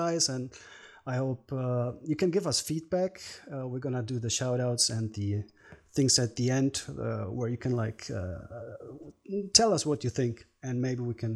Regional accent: Germany; I'm from Germany.

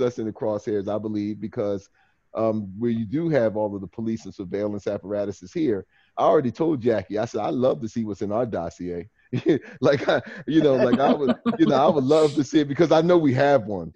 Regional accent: New Jersey, United States; moved away as an adult; now in Washington, D.C., United States; when I lived in New Jersey, which is my home state

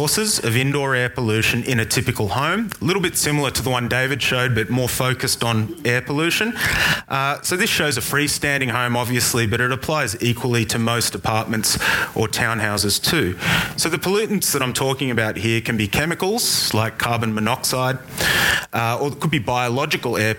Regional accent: Sydney, New South Wales, Australia; moved away as an adult; now in Brisbane, Australia; I'm actually born and raised in Sydney

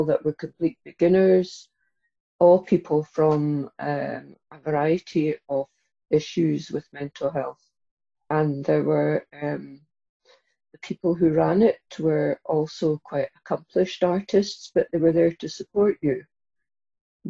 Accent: Inverness, Scotland, United Kingdom; I grew up in Inverness in the Highlands

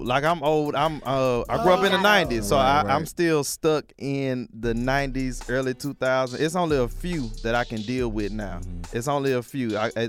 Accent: Atlanta, Georgia, United States; Me and Maya from Atlanta, and Q from Decatur.

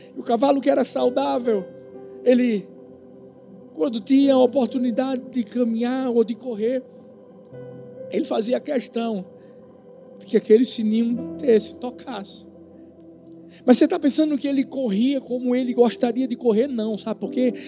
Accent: Pernambuco, Brazil; eu sou pernambucano, sou nordestino

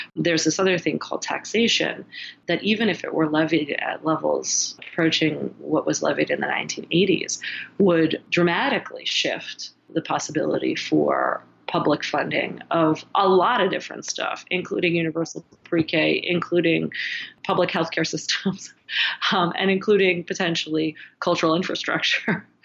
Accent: United States; me as an American

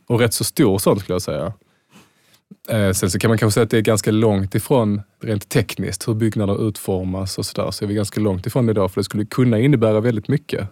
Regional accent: Malmö, Skåne, Sweden; jag är från Malmö

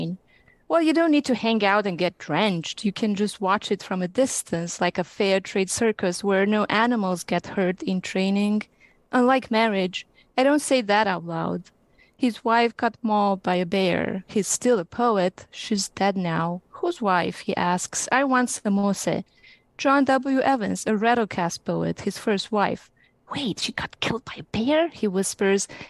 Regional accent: Romania; now in Temecula, United States; I'm originally from Romania.

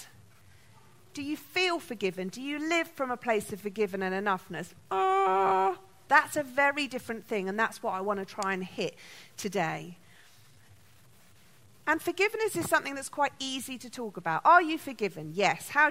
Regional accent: London, United Kingdom; I was born in London

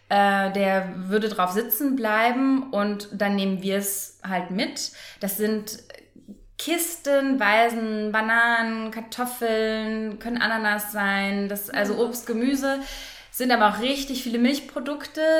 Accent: Frankfurt, Hesse, Germany; ich komme auch aus Frankfurt.

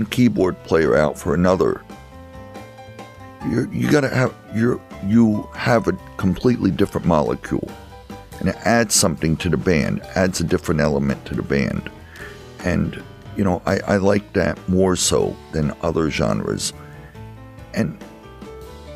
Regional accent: Easton, United States; I grew up in Easton

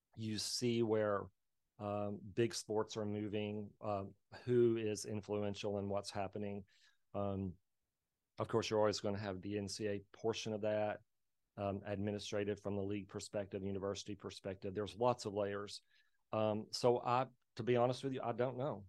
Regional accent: Plains, Texas, United States; I'm from Plains, Texas, a small traditional cotton, cattle, oil, ranching, uh, community out in West Texas

